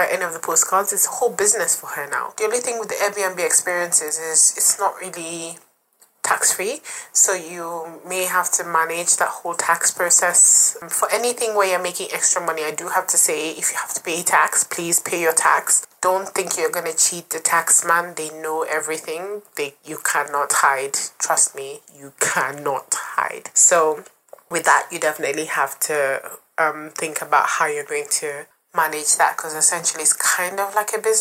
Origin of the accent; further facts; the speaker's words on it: Nigeria; now in London, United Kingdom; I'm Nigerian